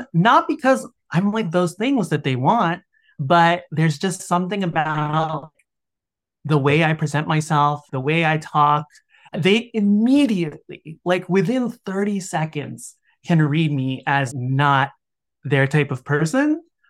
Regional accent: Washington, District of Columbia, United States; I grew up in Washington, D.C.

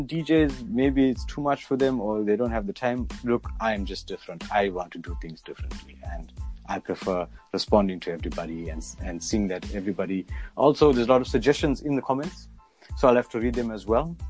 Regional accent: Richards Bay, KwaZulu-Natal, South Africa; I'm from Richards Bay, but from being from a small town

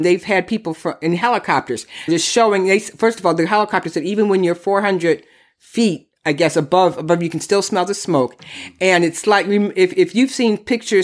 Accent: Michigan, United States; Michigan, my home state

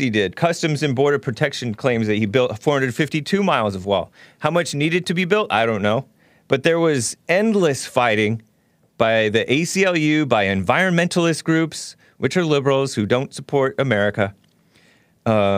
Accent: United States; I'm American

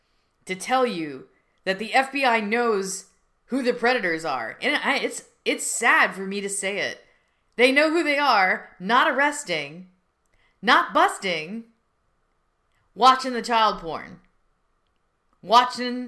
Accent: United States; I'm an American.

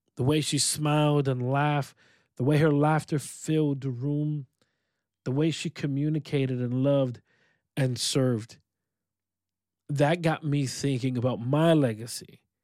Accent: Rochester, New York, United States; I am located in upstate New York, my hometown of Rochester, New York.

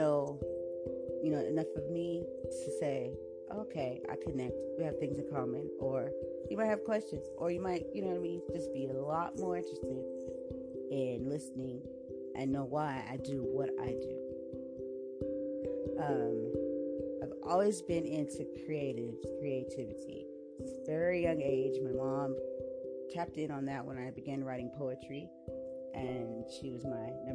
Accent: San Diego, California, United States; I was born right here in San Diego, California

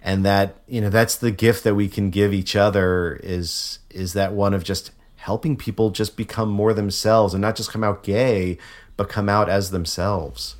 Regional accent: Connecticut, United States; moved away; also born or lived in Memphis; I'm from Connecticut originally.

